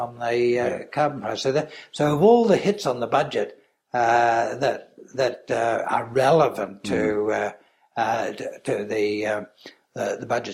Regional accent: Australia; as an Australian

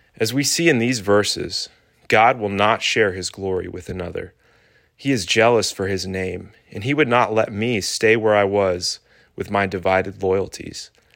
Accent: Pittsburgh, Pennsylvania, United States; moved away; I was born in Pittsburgh and spent ten formative years in Yinzer County

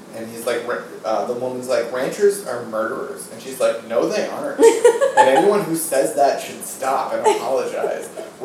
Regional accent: New England, United States; a resident and born and raised in New England

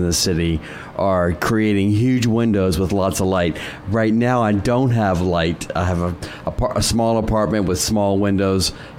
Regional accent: the South, United States; now in New York, United States; Well, I grew up in the South.

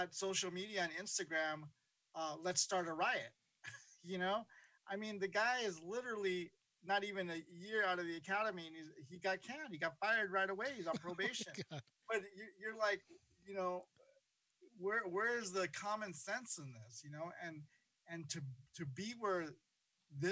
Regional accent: Los Angeles, California, United States; also born or lived in Honduras / New Jersey; I was born in Honduras, and I immigrated to this country young, from New Jersey to New Jersey, then to what was, I guess, South Central when I was a kid, and now it's just South Los Angeles. And I grew up in, you know, going to school, junior high school and high school in Watts

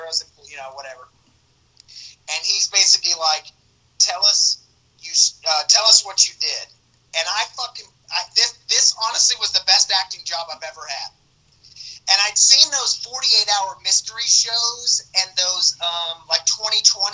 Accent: Little Rock, Arkansas, United States; moved away as an adult; now in Los Angeles, United States; Growing up in Arkansas, I went to the University of Arkansas

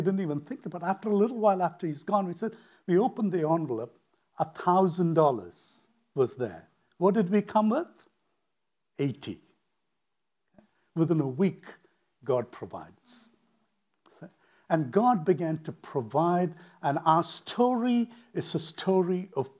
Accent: India; moved away as an adult; also born or lived in United States; So now I leave India, decide, okay, I want to study.

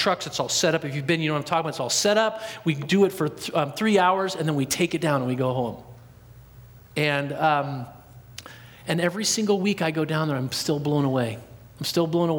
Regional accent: Portland, Oregon, United States; also born or lived in Dallas, Oregon; I'm from Portland all my life, born and raised there.

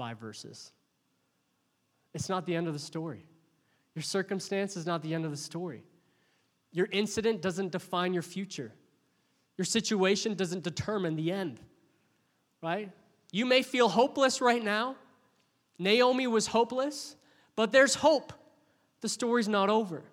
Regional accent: Oshawa, Ontario, Canada; also born or lived in Windsor; When I was 11 years old, doing 11-year-old things, my parents decided to make a big move for us, and we moved from Oshawa to Windsor

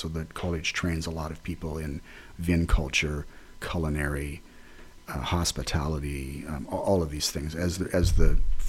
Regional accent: Ontario, Canada; growing up near Detroit, but on the Canadian side, I went to a number of things in Detroit growing up.

